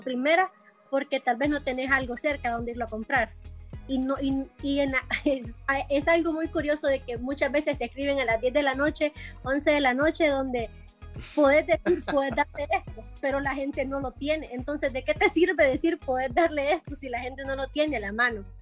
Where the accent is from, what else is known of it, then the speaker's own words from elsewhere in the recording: Honduras; mi hermana y yo este, somos hondureñas